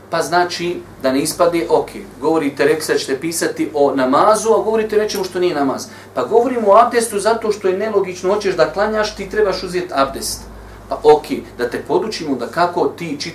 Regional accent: Bosnia & Herzegovina; kod nas u Bosni

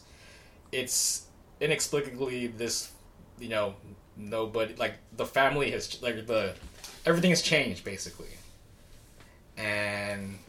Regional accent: United States; we're Asian American

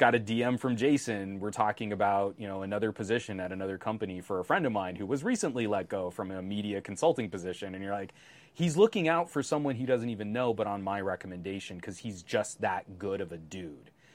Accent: United States; I'm American

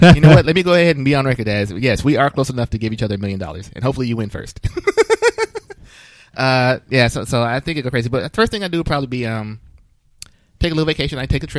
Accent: United States; as an American

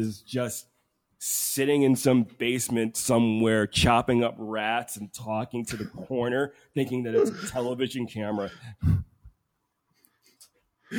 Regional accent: United States; I'm an American.

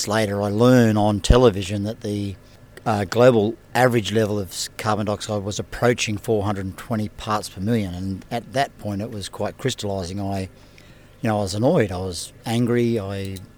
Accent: Mackay, Queensland, Australia; I'm from Mackay.

